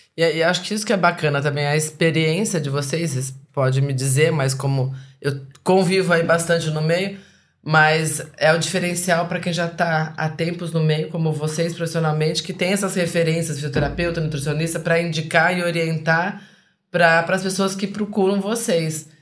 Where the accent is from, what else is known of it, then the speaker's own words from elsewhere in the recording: Curitiba, Paraná, Brazil; now in Espírito Santo, Brazil; eu que fui criada lá no, no sul, em Curitiba